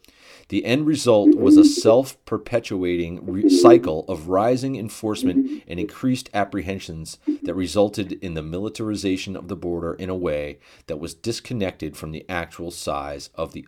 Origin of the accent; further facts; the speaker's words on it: the South, United States; accent: Southern; I can pardon my Southern accent